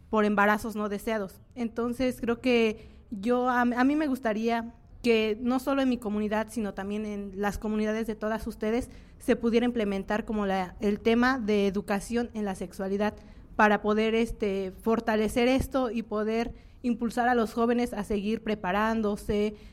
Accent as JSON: {"language": "Spanish", "area": "San Sebastián Nicananduta", "region": "Oaxaca", "country": "Mexico", "said": "soy del municipio de San Sebastián y Cananduta"}